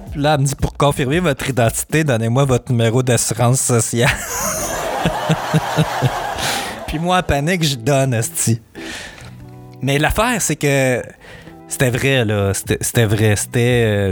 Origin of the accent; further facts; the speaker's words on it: Montreal, Quebec, Canada; je suis natif de Montréal